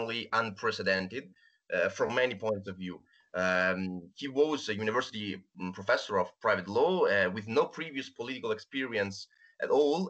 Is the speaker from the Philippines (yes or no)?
no; Rome, Lazio, Italy; I'm from Rome